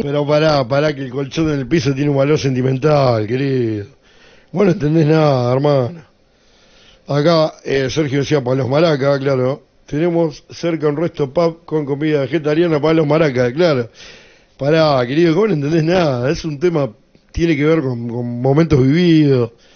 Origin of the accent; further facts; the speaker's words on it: La Plata, Buenos Aires Province, Argentina; nací eh, acá en La Plata, al igual que mi, abuelo, mi papá, mis hijos. Jamás viví en otro lugar que no sea la ciudad de La Plata